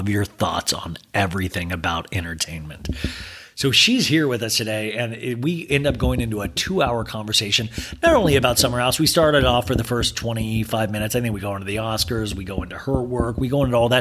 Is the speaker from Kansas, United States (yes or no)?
yes; Kansas, United States; I grew up in Kansas